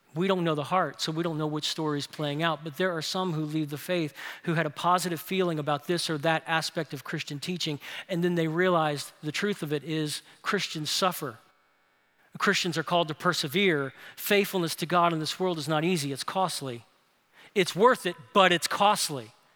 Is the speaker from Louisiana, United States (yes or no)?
yes; New Orleans, Louisiana, United States; moved away as an adult; now in Birmingham, United States; my hometown, New Orleans, no one hikes